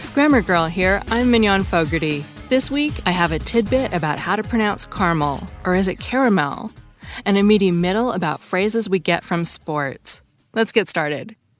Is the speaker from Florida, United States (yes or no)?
no; Seattle, Washington, United States; I grew up in Seattle, and I've lived in the West my whole life